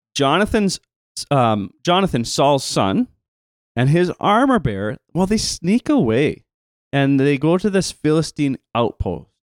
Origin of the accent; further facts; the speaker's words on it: Canada; accent: Canadian; my Canadian accent